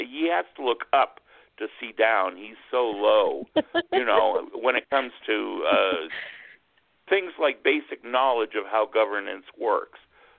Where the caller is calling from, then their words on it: New Mexico, United States; I'm calling from New Mexico